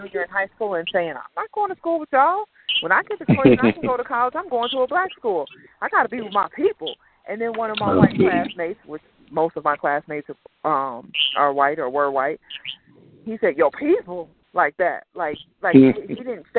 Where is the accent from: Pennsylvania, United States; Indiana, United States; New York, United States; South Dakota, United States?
South Dakota, United States; also born or lived in Chicago; growing up in South Dakota, I was was around a lot of white people